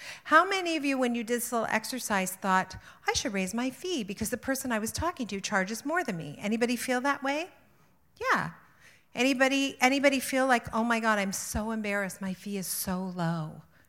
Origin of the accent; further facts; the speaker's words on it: Ontario, Canada; I am from the Niagara region. And so I'm not, you know, it's not like we have great necks in Niagara.